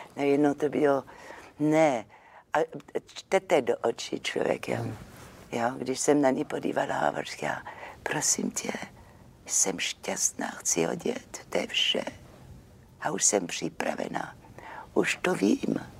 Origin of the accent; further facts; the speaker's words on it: Marseille, Provence-Alpes-Côte d'Azur, France; Czech is a second language; moved away as an adult; now in Czech Republic; já jsem jako z Marseille, tak my jsme takové temperamentní